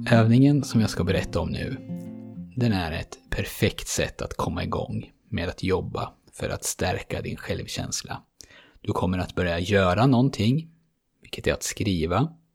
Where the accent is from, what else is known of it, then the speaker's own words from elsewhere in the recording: Sweden; som svensk